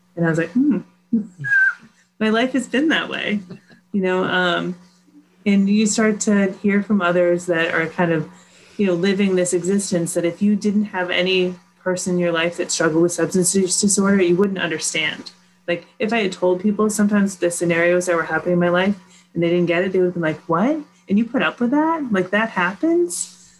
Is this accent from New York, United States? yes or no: no; Sudbury, Massachusetts, United States; I grew up in Sudbury, Mass